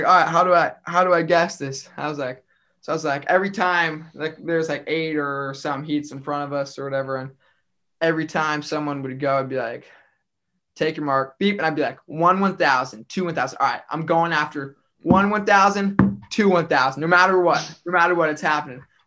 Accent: Grand Island, Nebraska, United States; So we're both from Grand Island. Actually, originally

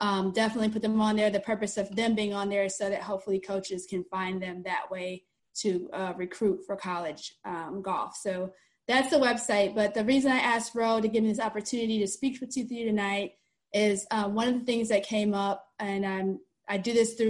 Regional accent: Cleveland, Ohio, United States; now in Orlando, United States; I live in the Orlando, Florida area, although I'm originally from Cleveland, Ohio

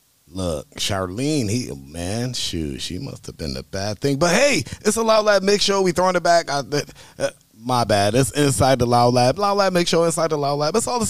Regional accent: Buffalo, New York, United States; I am from Big Buffalo.

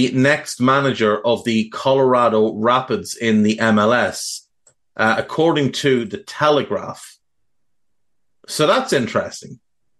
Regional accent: Navan, Leinster, Ireland; my hometown of Navan

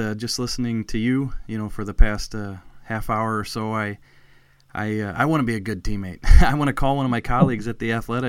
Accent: St. Louis, Missouri, United States; just a reporter growing up in St. Louis

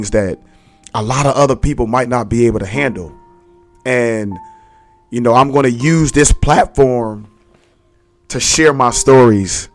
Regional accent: Philadelphia, Pennsylvania, United States; born and raised in Philly. You know, I grew up in Abbotsford Projects

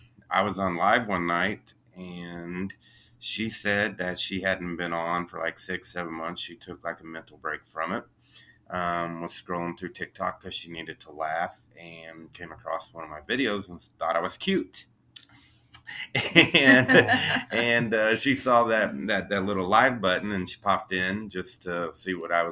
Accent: Monett, Missouri, United States; moved away as an adult; now in Kansas City, United States; I grew up in a little town called Monette, Missouri in Southwest Missouri

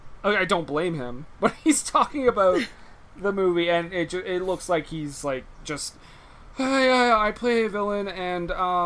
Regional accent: the South, United States; accent: southern; I've never displayed my southern accent to a group of people before.

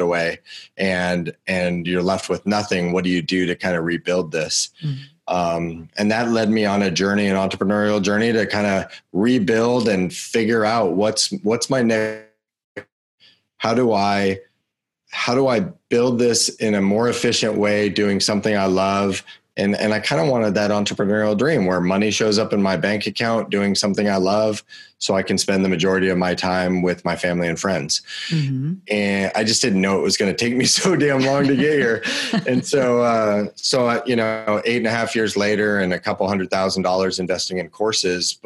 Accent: Chattanooga, Tennessee, United States; I was born in Chattanooga.

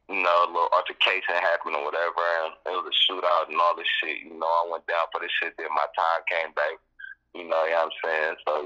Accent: Oakland, California, United States; Yeah, I'm born and raised in West Oakland, California, man, you know, Cypress Village.

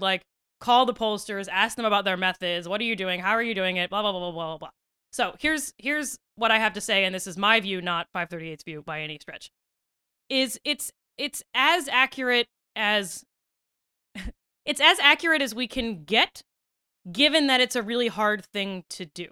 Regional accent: Western Maryland, United States; I'm from Western Maryland, which is of, like, eh, I'm from a very conservative county in a blue state

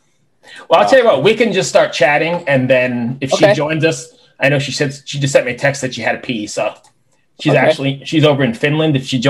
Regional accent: Lynbrook, New York, United States; moved away; I grew up in Lynbrook and Valley Stream.

